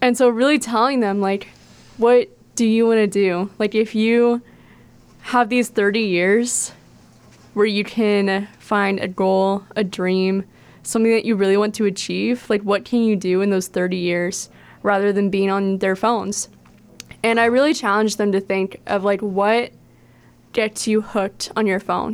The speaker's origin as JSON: {"language": "English", "town": "Baton Rouge", "region": "Louisiana", "country": "United States", "also_born_or_lived": "Steubenville, Ohio", "moved": "yes", "lives_now": "Cleveland, United States", "said": "I am originally from Baton Rouge, Louisiana"}